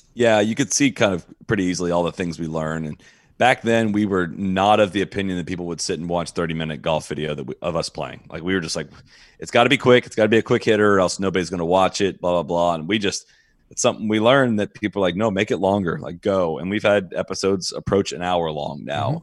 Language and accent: English; Dublin, Ohio, United States; I grew up in Dublin, Ohio